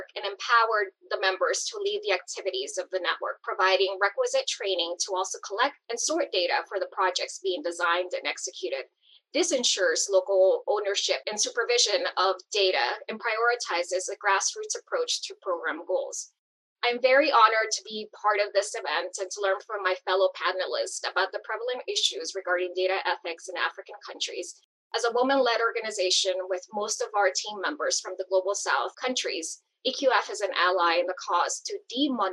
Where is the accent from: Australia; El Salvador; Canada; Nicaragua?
El Salvador; moved away; I was born in El Salvador and grew up seeing entire communities being decimated by civil war